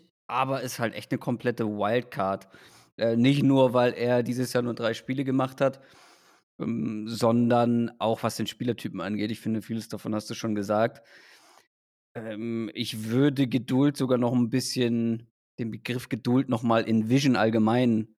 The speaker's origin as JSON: {"language": "German", "region": "Schleswig-Holstein", "country": "Germany", "tie": "born or raised there", "said": "ich bin ja wirklich äh, quasi auf dem Dorf in Schleswig-Holstein dann zur Schule gegangen."}